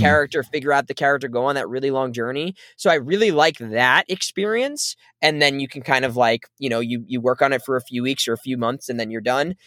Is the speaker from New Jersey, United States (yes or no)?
yes; New Jersey, United States; my life growing up in New Jersey